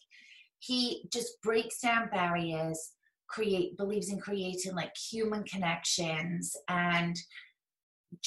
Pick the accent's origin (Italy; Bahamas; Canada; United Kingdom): United Kingdom; close to Manchester, North West England; now in New Jersey, United States; I grew up close to Manchester